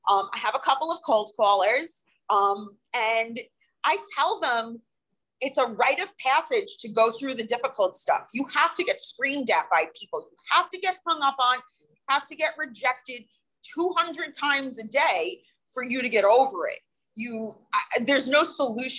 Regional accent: Long Island, New York, United States; also born or lived in New Jersey; I'm from Long Island. I'm originally a Jersey girl, but Long Island since 1994

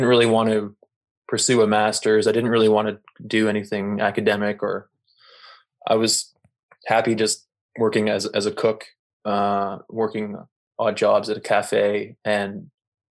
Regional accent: Toronto, Ontario, Canada; moved away as an adult; also born or lived in Ottawa; now in Montreal, Canada; I'm originally from Toronto.

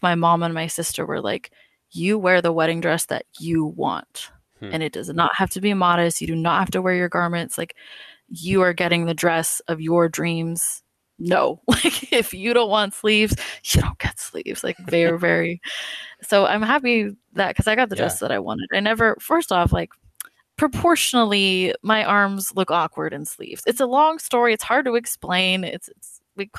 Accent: California, United States; now in Oklahoma, United States; I'm from California.

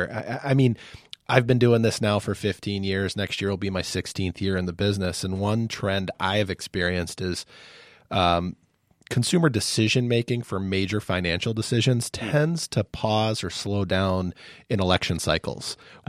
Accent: Pittsburgh, Pennsylvania, United States; moved away; I hail from Pittsburgh.

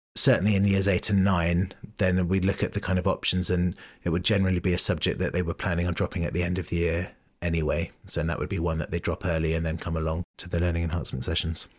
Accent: London, United Kingdom; moved away as an adult; now in Bristol, United Kingdom; I grew up in London, um, Southwest London

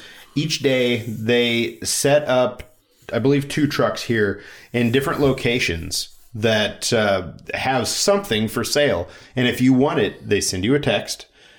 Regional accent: Midwest, United States; I wonder if it's like a bigger like Midwest thing because we're both from the Midwest.

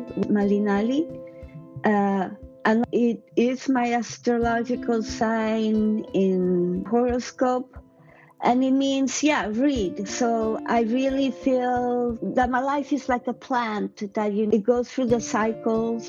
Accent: Mexico City, Mexico; moved away as an adult; now in Oakland, United States; I'm from Mexico City. I've been here for more than 20 years

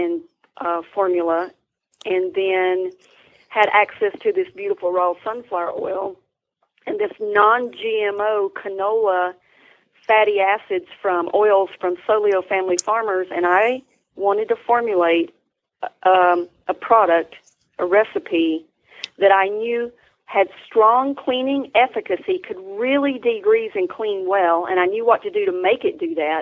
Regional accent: Tryon, North Carolina, United States; I'm from North Carolina. I'm from Columbus, Tryon area. I'm a native and lived here most.

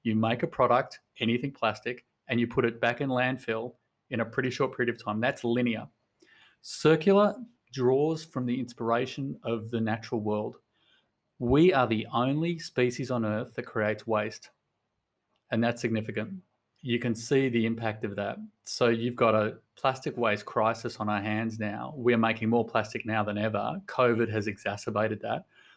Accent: Sydney, New South Wales, Australia; moved away as an adult; also born or lived in Portland, Oregon; We are from Sydney, Australia, but we moved to Portland, Oregon

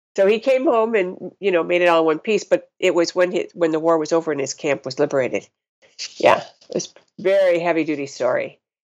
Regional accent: North Ridgeville, Ohio, United States; moved away as an adult; also born or lived in Madison, Wisconsin / West Coast / Montana; grew up in a little town called North Ridgeville, Ohio

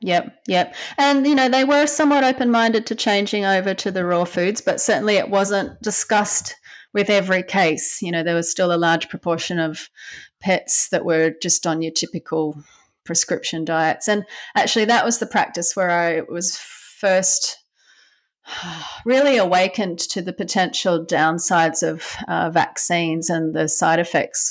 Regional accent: Brisbane, Queensland, Australia; I grew up in Brisbane on the east coast of Australia. Yeah, small little suburb called Banyo on the north side of Brisbane

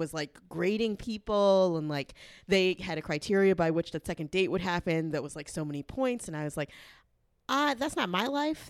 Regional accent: the South, United States; I'm from the South. I'm a lady

